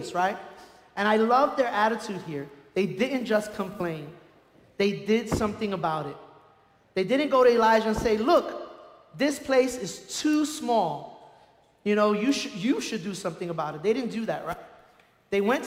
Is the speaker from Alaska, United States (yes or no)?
no; New York City, New York, United States; now in Colorado, United States; I grew up in Brooklyn, and we were lucky if we had a washing machine